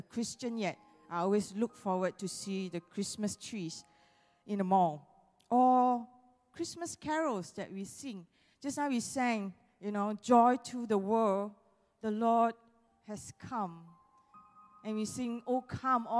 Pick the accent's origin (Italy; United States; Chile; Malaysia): Malaysia; we are all Malaysian